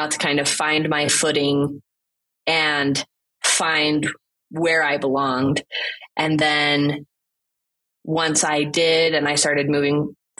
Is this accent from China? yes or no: yes; China; growing up in China, it was interesting because I didn't realize initially when I was little that I was other. Kids were kids. I spoke English. I spoke Chinese.